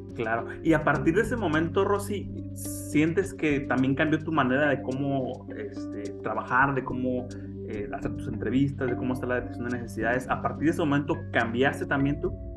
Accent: Mexico; los mexicanos

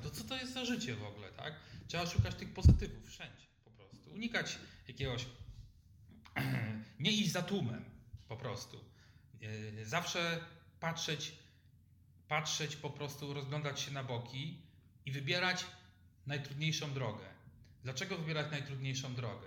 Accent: Lubań, Lower Silesian Voivodeship, Poland; Ja pochodzę z Lubania na Dolnym Śląsku

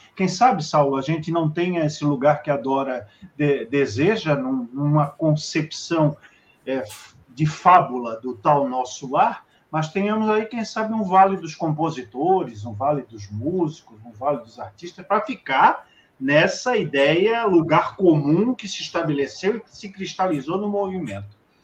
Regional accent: Rio de Janeiro, Brazil; nós que somos do Rio

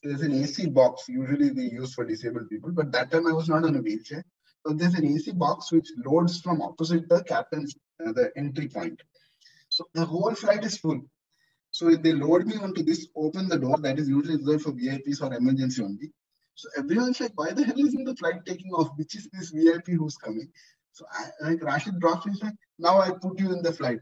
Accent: India; now in Dubai, United Arab Emirates; I'm Indian by culture

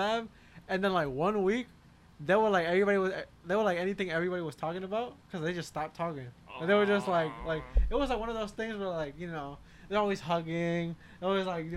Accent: Newark, New Jersey, United States; We're from Newark

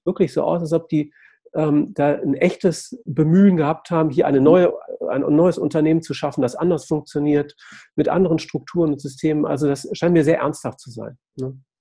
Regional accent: Essen, North Rhine-Westphalia, Germany; ich komme ja aus Essen

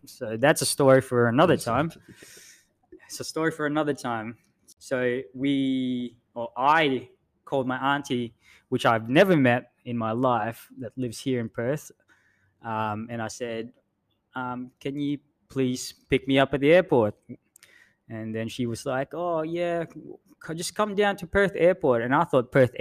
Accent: Philippines; accent: thick American; English is a second language; moved away as an adult; also born or lived in Queensland; now in Western Australia, Australia; My parents migrated to the Philippines when I was still a baby. And I was there for about 20-odd years. Studied high school, then went to uni

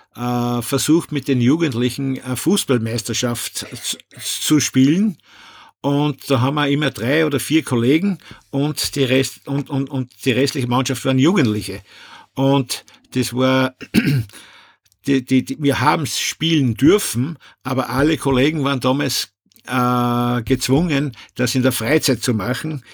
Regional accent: Upper Austria, Austria; bei uns in Oberösterreich

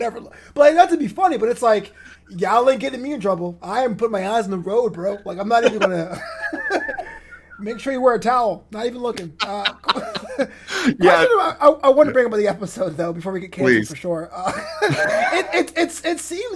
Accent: New York City, New York, United States; now in Los Angeles, United States; I'm from New York, or Brooklyn specifically

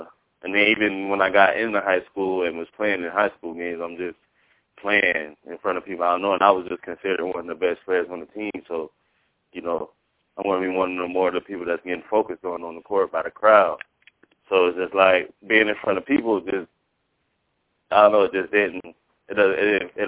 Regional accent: Sarasota, Florida, United States; I'm from Sarasota, Florida.

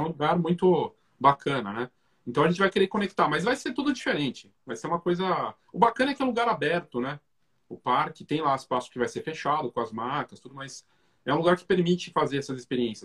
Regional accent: Curitiba, Paraná, Brazil; now in São Paulo, Brazil; eu sou de Curitiba, a gente é de Curitiba, né? mas eu já estou mais tempo em São Paulo hoje

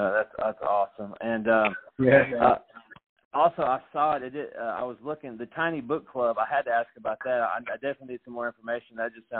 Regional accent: Franklin, Tennessee, United States; being a guy born and raised in Franklin

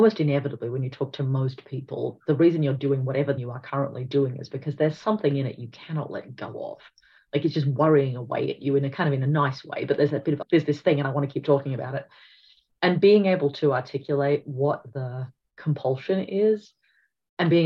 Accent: Australia; in Australia, we are going through a multi-generational shift

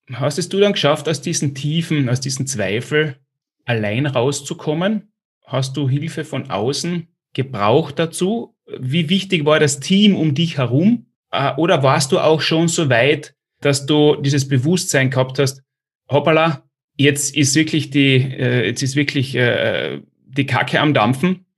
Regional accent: Austria; ich komme auch aus dem kleinen Österreich

